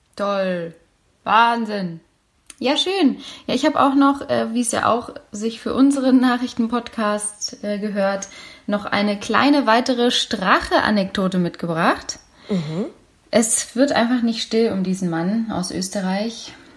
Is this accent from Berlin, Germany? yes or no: yes; Berlin, Germany; Meine Heimatstadt